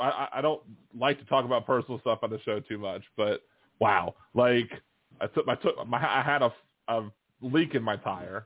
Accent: Maryland, United States; now in New Orleans, United States; I was always surprised because I came from Maryland, and in Maryland you have to do an emissions test on your vehicles

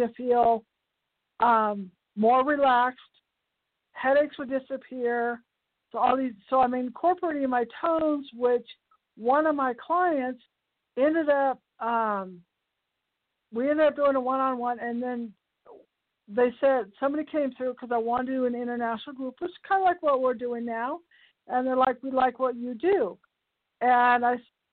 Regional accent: the Bay Area, California, United States; I'm from the Bay Area

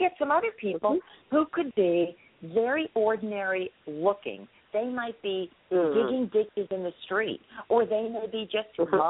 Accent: United States; now in Florida, United States; I grew up right outside of New York City

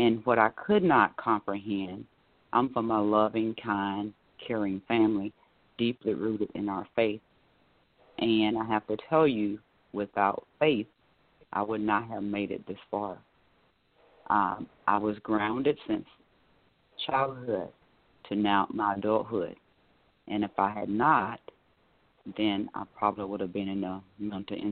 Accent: Raeford, North Carolina, United States; now in Orlando, United States; I am based out of Orlando, Florida, but my hometown is Rayford, North Carolina, born and raised

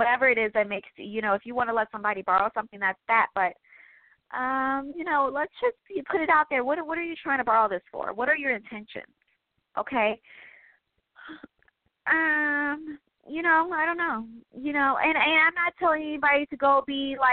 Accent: Midwest, United States; I am from the Midwest

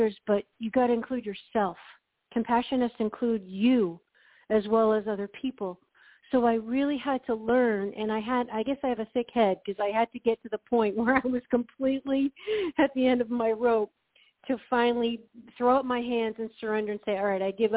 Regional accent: New England, United States; growing up in New England and kind of in a Puritan work ethic

